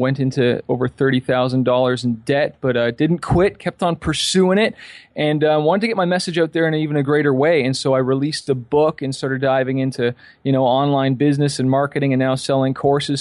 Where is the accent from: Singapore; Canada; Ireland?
Canada; Toronto, Ontario; also born or lived in California; I'm from Toronto, Canada